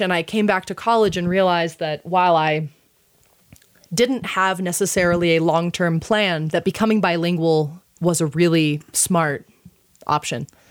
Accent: Texas, United States; moved away as an adult; now in Santa Fe, United States; being the Texan

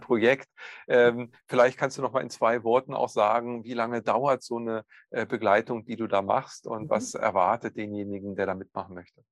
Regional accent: Northern Germany, Germany; bei uns in Norddeutschland

